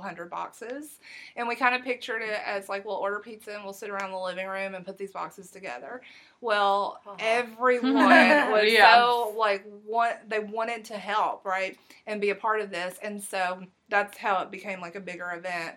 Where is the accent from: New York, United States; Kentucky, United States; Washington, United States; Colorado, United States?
Kentucky, United States; Harlan County, Eastern; now in Clark County, Kentucky, United States; Harlan County in Eastern Kentucky, which is my hometown.